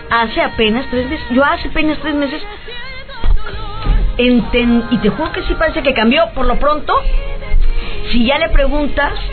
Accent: Mexico; como mujer mexicana

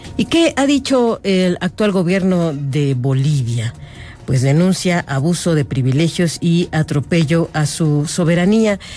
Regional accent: Mexico; somos como mexicanos

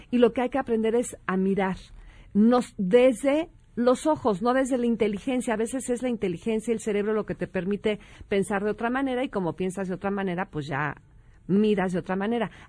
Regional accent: Mexico; Bueno, te puedo decir que ya en, este, este, tono de palabras, sí, siendo mexicano

